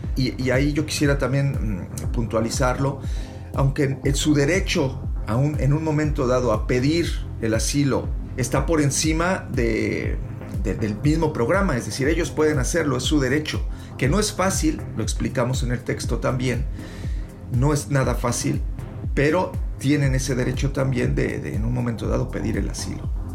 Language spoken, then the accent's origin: Spanish; Mexico; moved away; also born or lived in Europe; nosotros como periodistas mexicanos que estamos en Europa